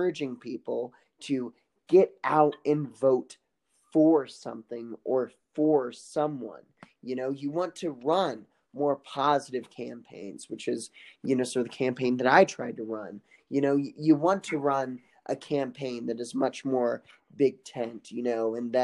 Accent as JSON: {"language": "English", "region": "Kansas", "country": "United States", "tie": "born or raised there", "said": "where my hometown is, it's about a 1 or 2 minute drive from, you know, to get to Missouri. Just cross State Line Road."}